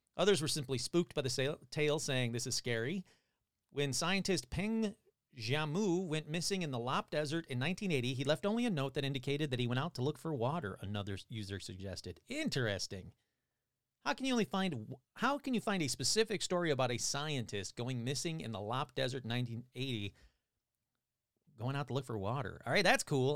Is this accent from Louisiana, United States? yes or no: no; Michigan, United States; now in California, United States; I'm from Michigan